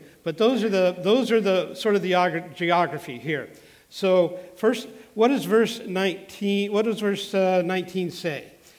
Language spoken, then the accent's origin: English; Los Angeles, California, United States; I grew up in the First Baptist Church of Los Angeles, a huge Mid-Wilshire church in Los Angeles